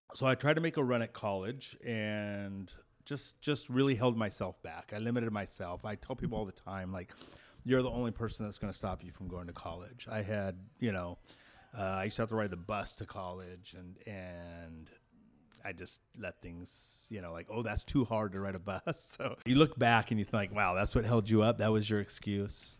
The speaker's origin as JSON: {"language": "English", "town": "Clovis", "region": "California", "country": "United States", "tie": "born or raised there", "said": "I grew up in Clovis, California"}